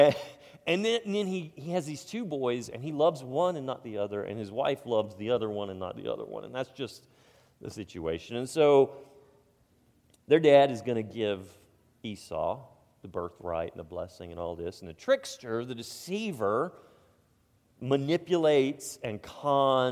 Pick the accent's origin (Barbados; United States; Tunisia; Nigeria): United States; We're American